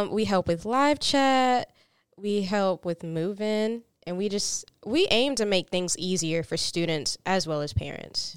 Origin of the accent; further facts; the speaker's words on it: Fountain Inn, South Carolina, United States; I'm from a small town called Fountain Inn, South Carolina